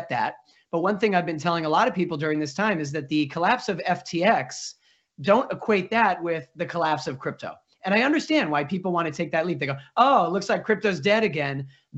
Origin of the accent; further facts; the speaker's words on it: Massachusetts, United States; I'm from Massachusetts, and my parents live in Newton, Mass.